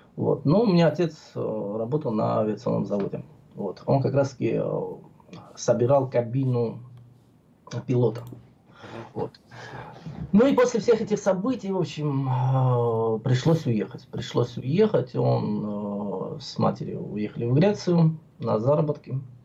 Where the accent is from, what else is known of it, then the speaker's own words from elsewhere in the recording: Tbilisi, Georgia; moved away as an adult; now in Moscow, Russia; Я родился в Тбилиси, в моем любимом, одном из любимых городе, в городе Тбилиси, столице Грузии.